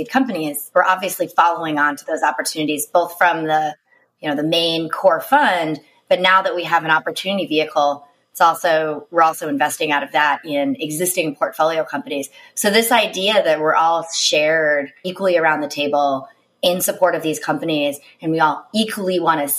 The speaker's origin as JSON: {"language": "English", "region": "East Coast", "country": "United States", "moved": "yes", "lives_now": "San Francisco, United States", "said": "I'm from the East Coast"}